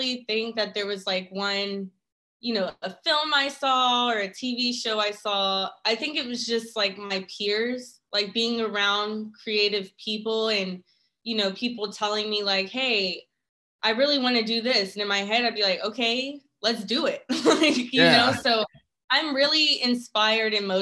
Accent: Dallas, Texas, United States; moved away as an adult; now in Atlanta, United States; I'm originally from Dallas, Texas, and I moved to Atlanta about a year and a half ago

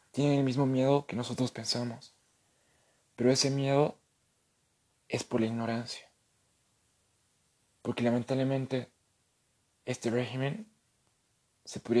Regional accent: Bolivia; lo único que nos queda como bolivianos es trabajar, sacar a nuestro país de esta crisis y dar lo mejor de cada uno para poder hacer un hogar mejor para nuestros hijos, ya que este es nuestro hogar

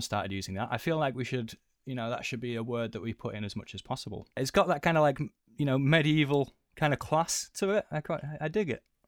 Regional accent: United Kingdom; we are British

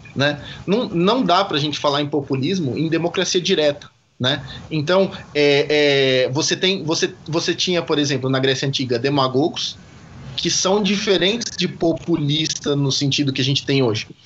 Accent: Brazil

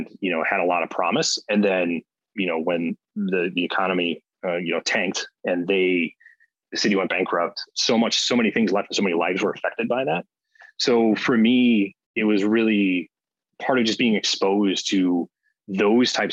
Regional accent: Cleveland, Ohio, United States; now in Chicago, United States; I grew up in Cleveland, Ohio

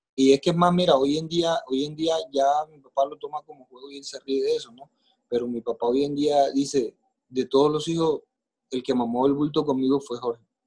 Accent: Maicao, La Guajira, Colombia; nací en Maicao, Guajira, aquí en Colombia

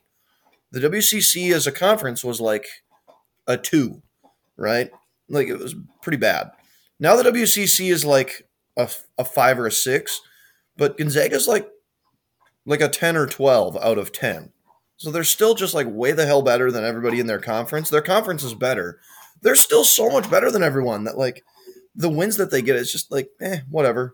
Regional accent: United States; I am an American

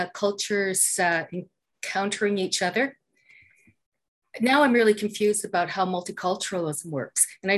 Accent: Canada; I'm clearly a Canadian. Well, maybe it's not clear, but I'm surrounded. I grew up in that.

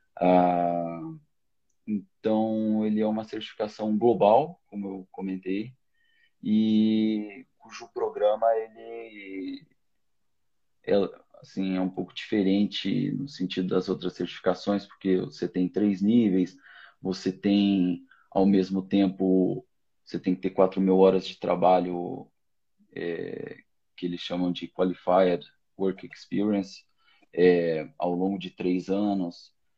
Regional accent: Rio do Sul, Santa Catarina, Brazil; moved away; also born or lived in São Paulo / Paris, France; sou do interior de Santa Catarina, de Rio do Sul

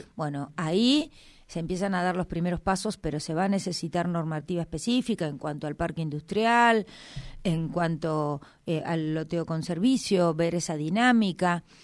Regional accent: Neuquén, Argentina; nací acá, nací en el Hospital Castro Rendón

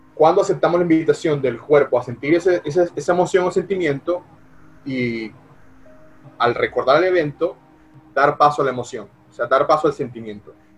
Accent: Venezuela; now in United States; como venezolano

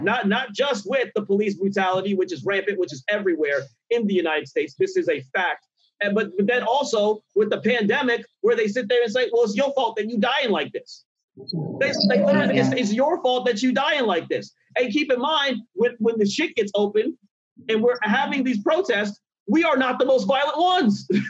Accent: Nigeria; I'm Nigerian. And culturally there are a lot of differences, a lot of shifts. And honestly, I came from a culture where they would check you, especially being a Nigerian boy

